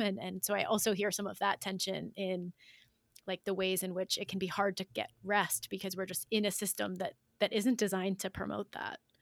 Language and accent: English; United States; As an American in the middle class, I work one job.